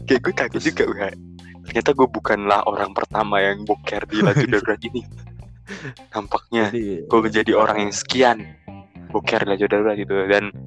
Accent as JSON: {"language": "Indonesian", "town": "Jember", "region": "East Java", "country": "Indonesia", "tie": "born or raised there", "lives_now": "Semarang, Indonesia", "said": "gue gue udah habis pulang kampung nih dari Jember uh. kampung gue terus gue baliklah ke, ke Semarang kan"}